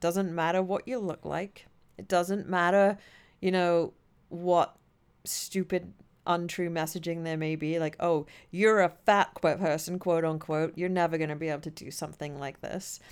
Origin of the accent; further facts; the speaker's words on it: England, United Kingdom; moved away as an adult; now in United States; coming from Europe, and I certainly, I'm from England